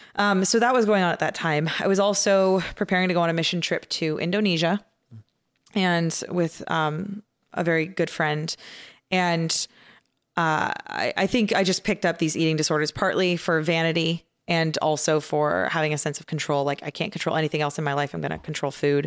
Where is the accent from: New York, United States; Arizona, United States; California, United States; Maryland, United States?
Arizona, United States; outside of Phoenix; I grew up in a kind of your, your average Baptist church, um, outside of Phoenix, Arizona